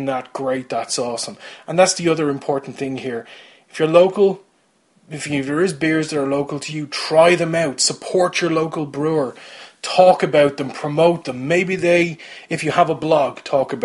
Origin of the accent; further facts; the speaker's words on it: Kildare, Leinster, Ireland; I'm from Kildare